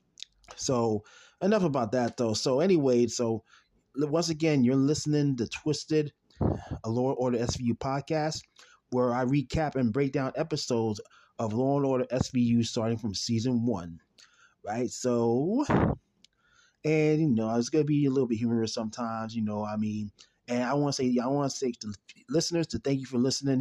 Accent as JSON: {"language": "English", "town": "New York City", "region": "New York", "country": "United States", "said": "I'm from New York City"}